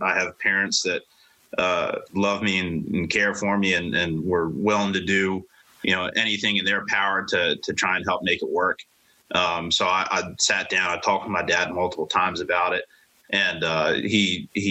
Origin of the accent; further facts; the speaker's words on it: Baltimore, Maryland, United States; We're both from Baltimore